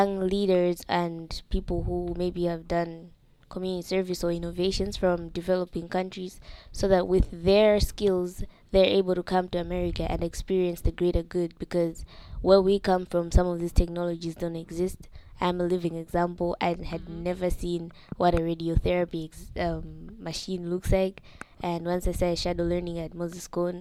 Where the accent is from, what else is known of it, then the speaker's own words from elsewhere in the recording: Malawi; moved away as an adult; now in United States; I'm a senior exchange student from Malawi